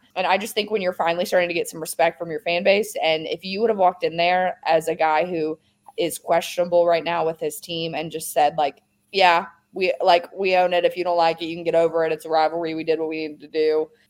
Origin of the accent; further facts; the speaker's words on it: Louisiana, United States; my home state of Louisiana.